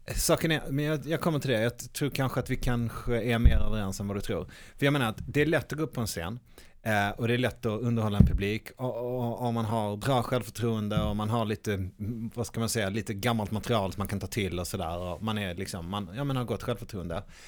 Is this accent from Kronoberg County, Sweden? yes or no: no; Malmö, Skåne, Sweden; inne på Gamla Väster är jag uppvuxen